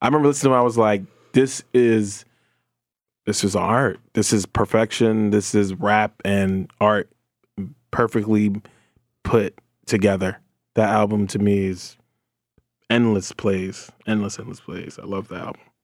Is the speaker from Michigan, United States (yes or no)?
no; New Jersey, United States; I'm from Jersey, I grew up on J